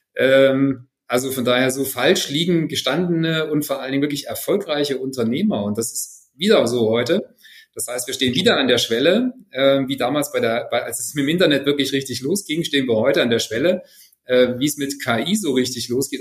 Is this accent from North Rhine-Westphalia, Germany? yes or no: no; Friedrichroda, Thuringia, Germany; 77 ist schon ein paar Tage her, in Friedrichroda geboren.